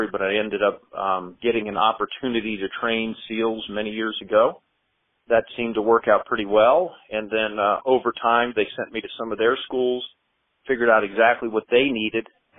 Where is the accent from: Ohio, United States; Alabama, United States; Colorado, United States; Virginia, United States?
Virginia, United States; James River, just west of Richmond; also born or lived in Washington, D.C.; I was born in Washington, D.C., actually, but raised on the James River just west of Richmond